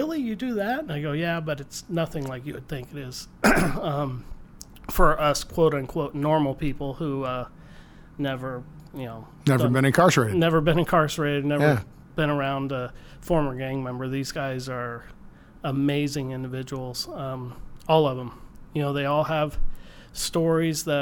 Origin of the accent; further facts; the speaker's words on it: Northeast Missouri, United States; now in San Diego, United States; I grew up in a small town in Northeast Missouri